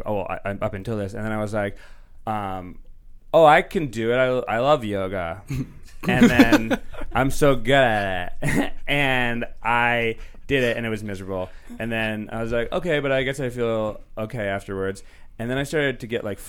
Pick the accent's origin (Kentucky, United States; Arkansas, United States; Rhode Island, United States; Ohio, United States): Rhode Island, United States; now in Los Angeles, United States; I'm from Rhode Island originally.